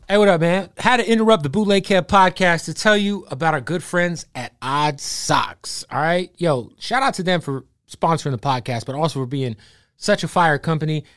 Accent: Phoenix, Arizona, United States; I'm from Phoenix

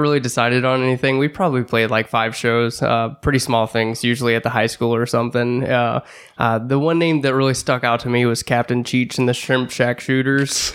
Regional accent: Washington, Missouri, United States; also born or lived in Bellefontaine Neighbors, Missouri; I grew up in Belle Fontaine, uh, until I was nine, and then we moved out to Washington

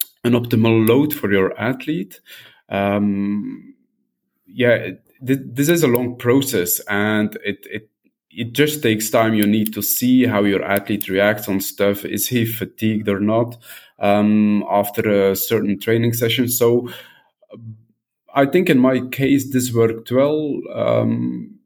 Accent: Belgium; also born or lived in southern France; now in France; I'm from Belgium, but living in southern France.

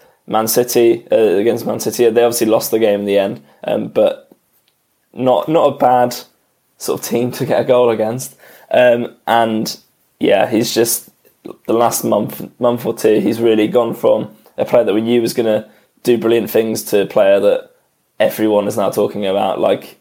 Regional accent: England, United Kingdom; as an Englishman

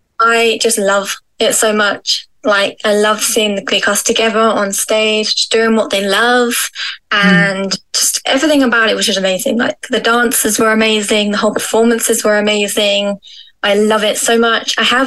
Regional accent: England, United Kingdom; I'm from England.

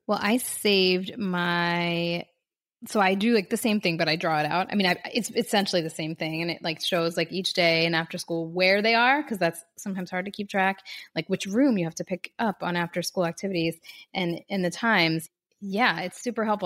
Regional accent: Philadelphia, Pennsylvania, United States; now in Miami, United States; I'm from Philadelphia, where Laura lives, right outside of Philly

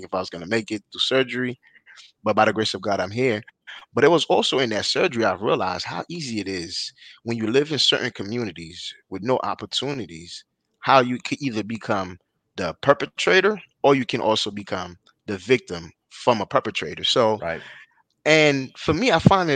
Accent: Haiti; now in United States; I was born and raised in Haiti

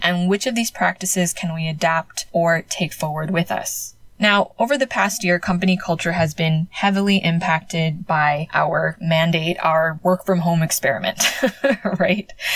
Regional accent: United States; moved away as an adult; now in Spain; as a Filipino American, as a daughter of immigrants

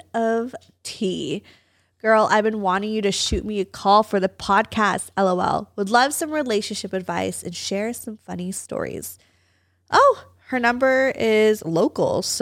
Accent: Valencia, California, United States; That's just where I grew up.

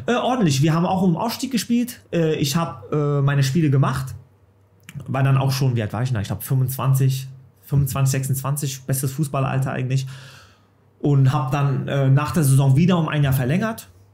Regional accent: Offenbach am Main, Hesse, Germany; Es ist meine Heimat, ich bin in Offenbach geboren, meine Familie, Freunde sind hier.

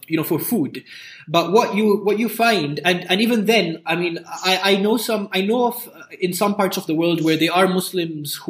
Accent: Nairobi, Kenya; I grew up in Nairobi. I grew up near Nairobi National Park.

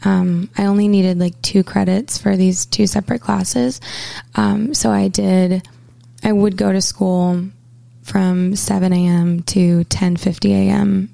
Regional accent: Portland, Maine, United States; moved away as an adult; I grew up in Portland, Maine, and spent the first 18 years of my life here

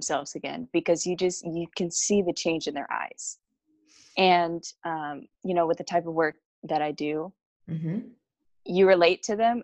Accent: Plymouth, Indiana, United States; also born or lived in Kansas; now in Southern California, United States; I was born in Plymouth, Indiana.

